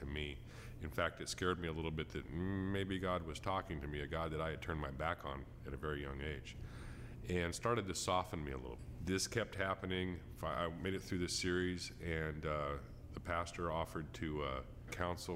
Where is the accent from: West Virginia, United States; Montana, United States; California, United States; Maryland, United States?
California, United States; Fresno; I was born in 1961 in Fresno, California. I lived in a typical family, had a happy childhood